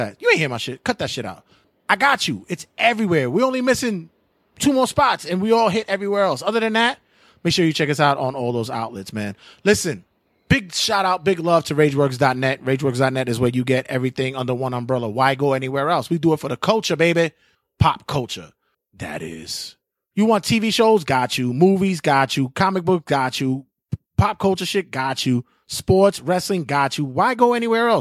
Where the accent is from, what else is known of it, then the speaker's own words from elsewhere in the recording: New York City, New York, United States; growing up in Bushwick, Williamsburg